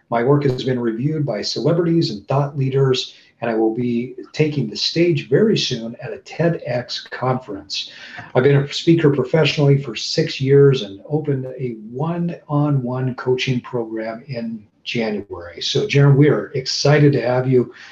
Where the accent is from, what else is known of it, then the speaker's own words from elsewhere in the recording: San Diego, California, United States; I grew up in San Diego, California.